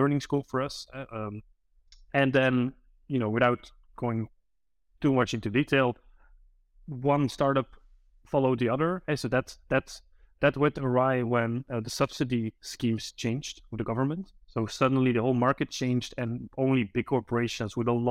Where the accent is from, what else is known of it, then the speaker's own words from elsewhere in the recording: Belgium; I'm from Belgium